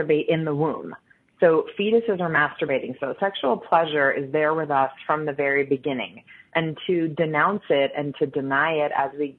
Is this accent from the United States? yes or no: yes; United States; growing up in the United States